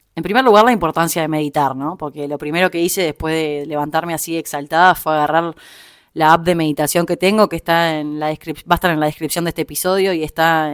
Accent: Montevideo, Uruguay; moved away as an adult; now in Buenos Aires, Argentina; soy uruguaya, viví prácticamente toda mi vida en Montevideo y hace un tiempo estoy viviendo en Buenos Aires, ya más de un año.

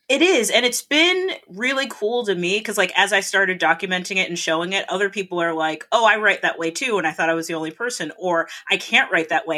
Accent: South Florida, United States; moved away as an adult; also born or lived in Canada / Rhode Island; now in Boston, United States; I grew up in Florida

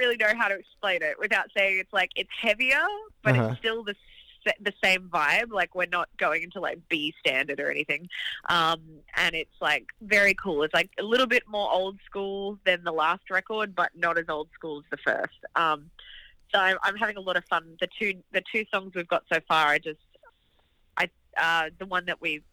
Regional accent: Gold Coast, Queensland, Australia; accent: Australian; moved away as an adult; also born or lived in Melbourne, Australia; now in Los Angeles, United States; I used to love playing this venue in my hometown called the Beer Garden. It was Surfers Paradise Beer Garden

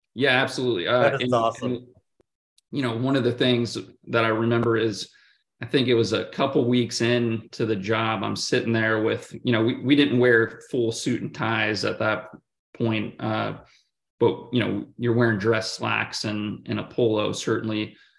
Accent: Oregon, United States; moved away as an adult; also born or lived in Kansas / Oklahoma City / Santa Clara, California; now in Atlanta, United States; grew up in in the state of Oregon, and and so personally, I've, I've always been a an, an Oregon Duck

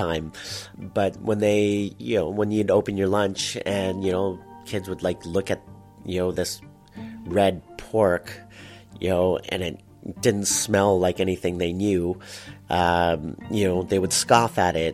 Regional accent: Toronto, Ontario, Canada; also born or lived in Markham, Ontario; I was born in Scarborough and then brought up in Scarborough.

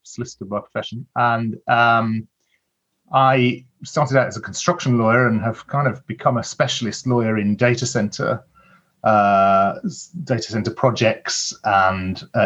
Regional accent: Birmingham, West Midlands, United Kingdom; I'm originally from Birmingham

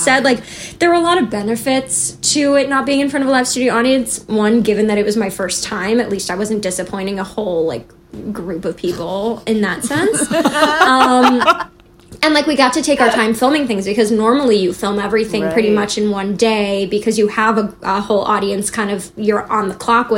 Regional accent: Chicago, Illinois, United States; moved away as an adult; also born or lived in New York; I'm from Chicago.

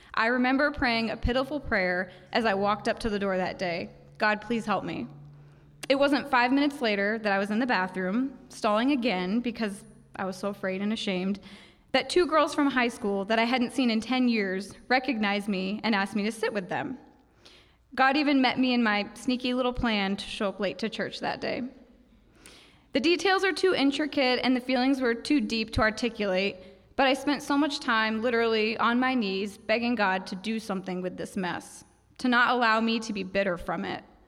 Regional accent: Ocala, Florida, United States; moved away as an adult; also born or lived in Saint Kitts; I'm from Ocala, and when I was twenty-four, I married my high school sweetheart, someone I'd known since I was fifteen

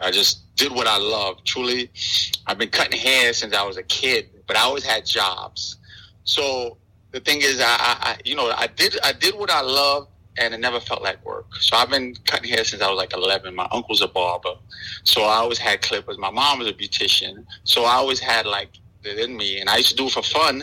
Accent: New York City, New York, United States; now in Florida, United States; I grew up in East Flatbush

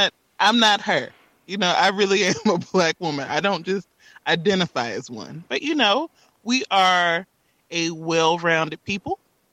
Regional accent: South Georgia, United States; I already have people questioning if I'm really from South Georgia just because of my diet.

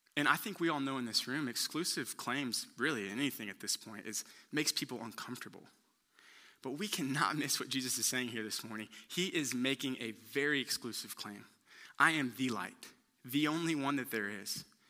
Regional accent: Houston, Texas, United States; I'm from Houston

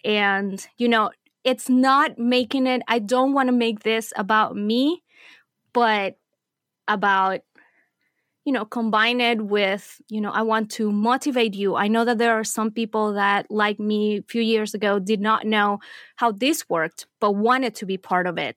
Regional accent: Venezuela; moved away as an adult; also born or lived in Middle East; I was born and raised in Venezuela. I lived there until I was done with college.

